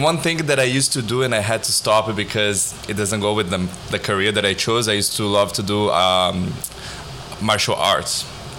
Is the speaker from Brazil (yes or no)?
yes; South Brazil, Brazil; now in United States; I'm from South Brazil, mm-hmm. close to Argentina.